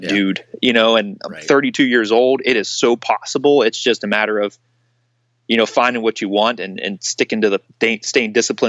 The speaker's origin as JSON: {"language": "English", "region": "Pennsylvania", "country": "United States", "tie": "born or raised there", "said": "hunting this hilly terrain from where I grew up in Pennsylvania that was postage stamp flat."}